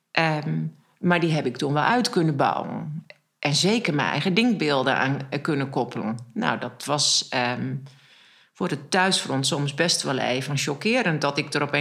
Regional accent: Alteveer, Groningen, Netherlands; Ja, nou, dat was een um, Alteveer ligt in de veenkolonie. En ik weet niet of je daar ooit geweest

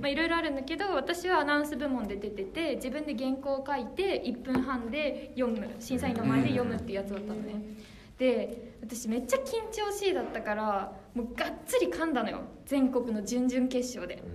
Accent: Fukushima, Japan; moved away; 私は福島出身

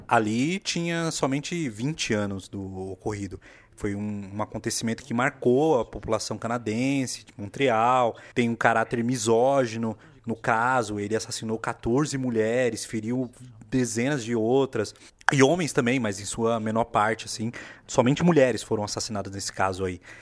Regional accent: Brazil; nós que somos brasileiros

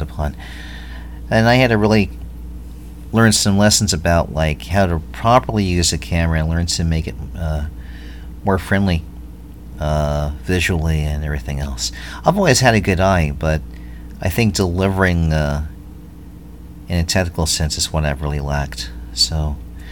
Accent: New York, United States; growing up in New York, growing up near the beaches

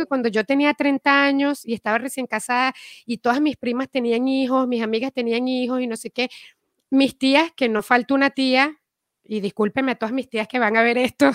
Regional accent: Venezuela; moved away as an adult; also born or lived in Caracas; now in Miami, United States; yo vengo de Venezuela, me mudé a Miami

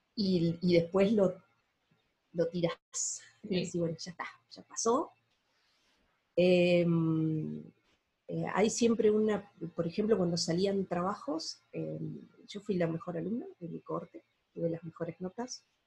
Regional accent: La Pampa, Argentina; also born or lived in Juan José Paso, Buenos Aires Province, Argentina; yo nací en el año 77 eh, en Juan José Paso, eso es al oeste de la provincia de Buenos Aires, de Pehuajó. Y cuando tenía nueve años nos mudamos a la provincia de La Pampa, que es donde vivo hoy

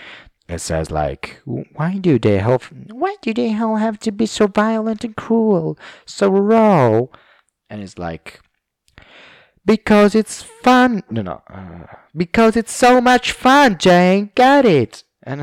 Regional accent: Liverpool, North West England, United Kingdom; It's like this British pronunciation, which comes out sometimes, like from the north. I'm from Liverpool, you know. I'm from Liverpool, yes.

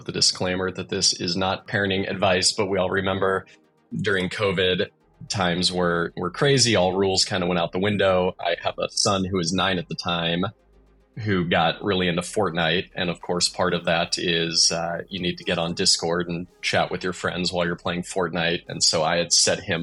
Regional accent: Nebraska, United States; moved away as an adult; also born or lived in Munich, Germany / London, United Kingdom / Silicon Valley, California; Born and raised in Nebraska, spent about 6 years of my professional career away

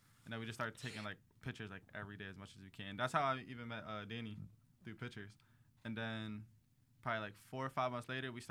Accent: Philadelphia, Pennsylvania, United States; I was like, I'm from Philly.

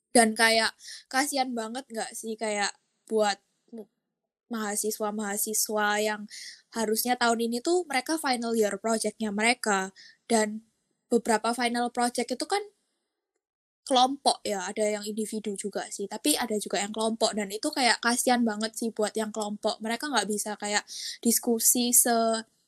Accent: Surabaya, East Java, Indonesia; now in Singapore; Aku juga asal Surabaya dan aku sekarang lagi kuliah di Singapura

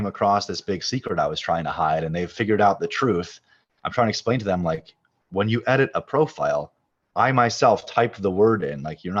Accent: Chicago, Illinois, United States; I grew up in Chicago in a Reformed Jewish household, not a devout one

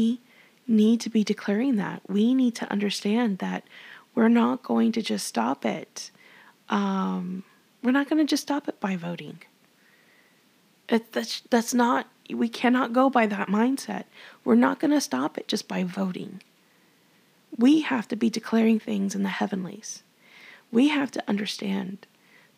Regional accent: Texas, United States

